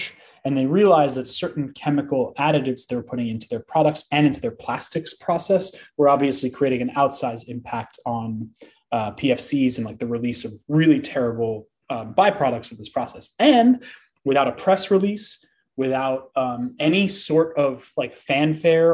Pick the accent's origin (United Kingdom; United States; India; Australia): United States; I am an American